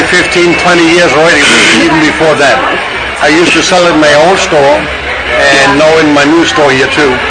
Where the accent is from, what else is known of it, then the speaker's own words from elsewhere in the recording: Germany; also born or lived in Orange County, California; now in Las Vegas, United States; I am originally from Germany.